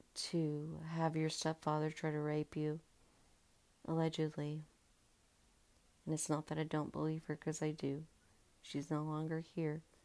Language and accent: English; Georgia, United States; I grew up in Georgia